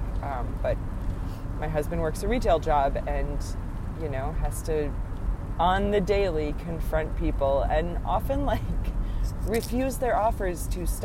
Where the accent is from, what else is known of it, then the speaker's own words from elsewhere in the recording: Wisconsin, United States; now in East Tennessee, United States; growing up in Wisconsin